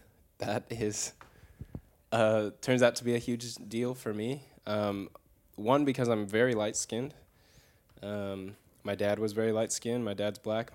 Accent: the Bay Area, California, United States; moved away as an adult; now in North Carolina, United States; I'm from the Bay Area

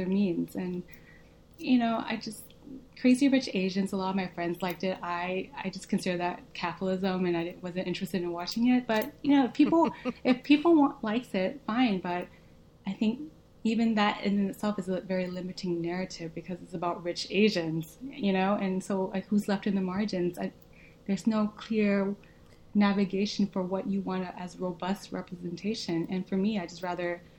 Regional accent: Arkansas, United States; first language Vietnamese; English is a second language; I grew up in Arkansas, I lived in the suburbs.

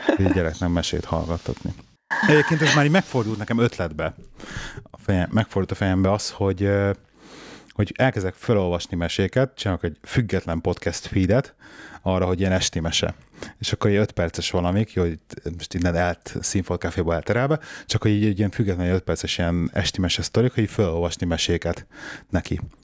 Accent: Budapest, Hungary; én meg ugye ilyen belvárosi bérházban nőttem föl

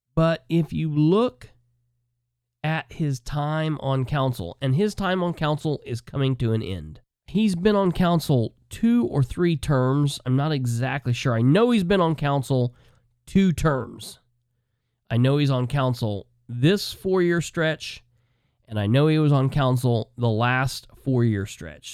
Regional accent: Muncie, Indiana, United States; I grew up in the Muncie City, Delaware County political scene

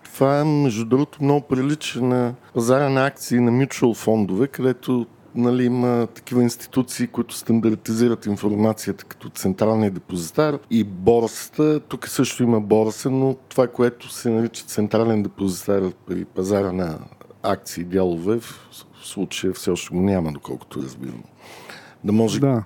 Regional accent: Bulgaria; ние като българи

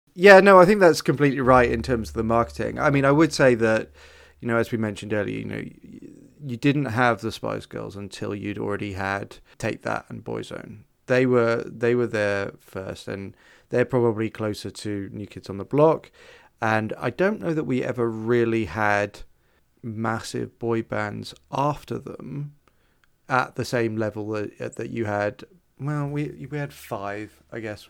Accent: United Kingdom; I'm your only British friend

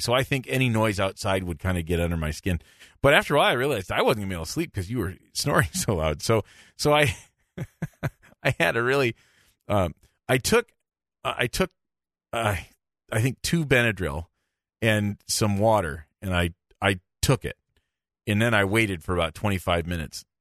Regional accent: Michigan, United States; I'm from Michigan

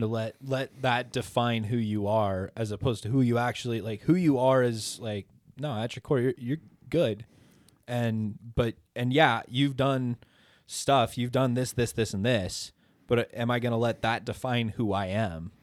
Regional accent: Idaho, United States; I'm from Idaho

